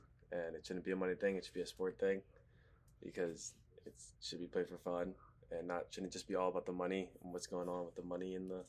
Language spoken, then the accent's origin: English; Philadelphia, Pennsylvania, United States; moved away; I'm from Philly, and I'm a junior here at IMG.